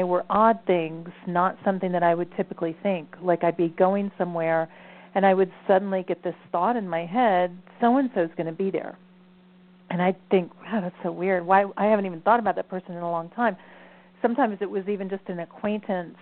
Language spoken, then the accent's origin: English; the South, United States; also born or lived in Ohio; I was raised in the South